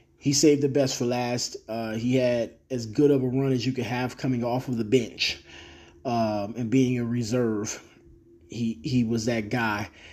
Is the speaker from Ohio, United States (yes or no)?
yes; Cleveland, Ohio, United States; I'm a person from Cleveland